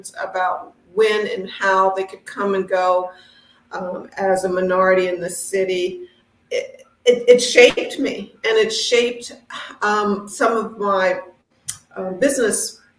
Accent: Washington, District of Columbia, United States; I grew up in Washington, D.C. I'm a fourth generation Washingtonian

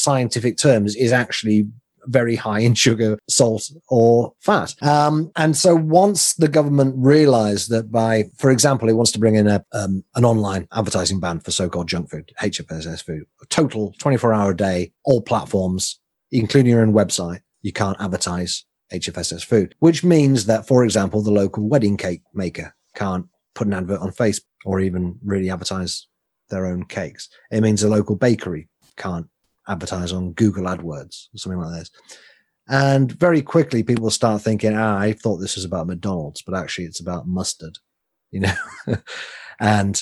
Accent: England, United Kingdom; I'm English.

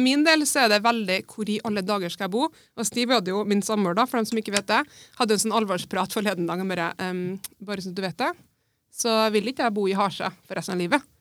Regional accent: Melhus, Trøndelag, Norway; Jeg er jo født og oppvokst på Melhus

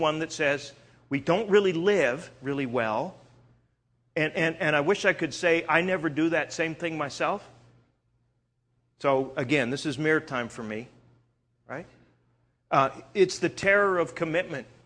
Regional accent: Canada; moved away; I'm originally from Canada

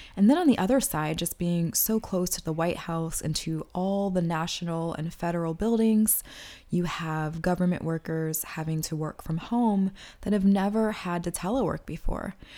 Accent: Washington, District of Columbia, United States; my hometown of Washington, D C

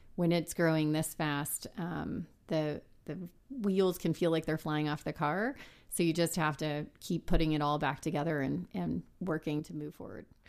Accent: San Antonio, Texas, United States; I'm from South Texas. Um, I grew up in San Antonio

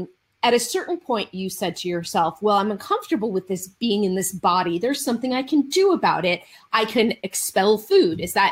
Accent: Marin County, California, United States; now in Los Angeles, United States; I grew up in Marin County.

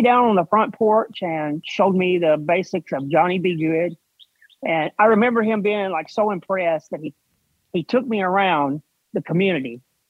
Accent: Corinth, Mississippi, United States; also born or lived in Memphis, Tennessee; I'm actually from Mississippi, though. I was born in Memphis, but I still reside in a little town called Corinth in North Mississippi.

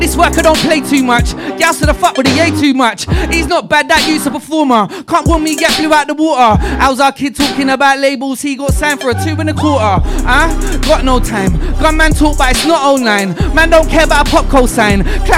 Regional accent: Manchester, North West England, United Kingdom; My crew's called Burst Gang. We're from the South Manchester area, mate.

